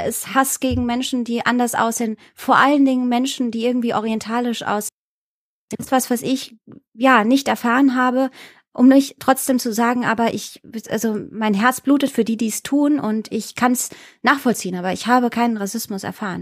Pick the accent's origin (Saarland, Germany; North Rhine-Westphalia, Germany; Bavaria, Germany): Saarland, Germany; also born or lived in Iran; Ich habe ähm, meine Kindheit im Saarland verbring, verbr verbringen dürfen, verbracht